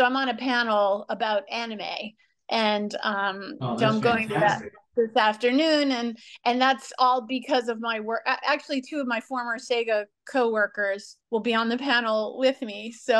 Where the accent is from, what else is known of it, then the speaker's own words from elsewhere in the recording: New Orleans, Louisiana, United States; moved away as an adult; now in Los Angeles, United States; I was born in New Orleans, which when I was born, and still to this day, is not the capital of the entertainment business.